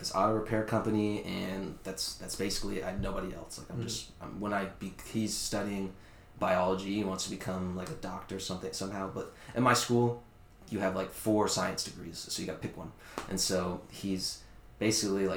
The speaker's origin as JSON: {"language": "English", "town": "Fleming Island", "region": "Florida", "country": "United States", "tie": "born or raised there", "also_born_or_lived": "New York", "said": "I came from Fleming Island, dude. Like, this place is, like, very upper middle, rich class, like, higher class"}